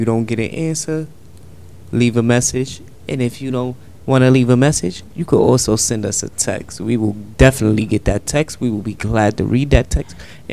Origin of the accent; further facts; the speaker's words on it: New York, United States; I am from New York.